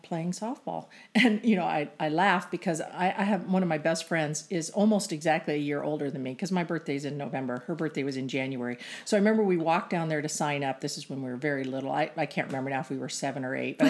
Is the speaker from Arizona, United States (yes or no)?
yes; Phoenix, Arizona, United States; I grew up in Phoenix and won at a Phoenix high school